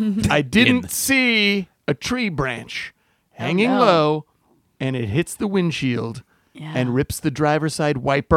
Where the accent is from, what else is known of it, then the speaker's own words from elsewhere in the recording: San Diego, California, United States; I'm from San Diego